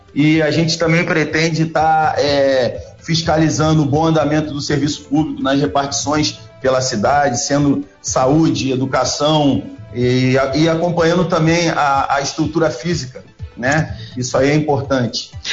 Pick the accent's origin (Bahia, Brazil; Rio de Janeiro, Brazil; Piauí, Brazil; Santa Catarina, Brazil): Rio de Janeiro, Brazil; Angra dos Reis; nascido e criado em Angra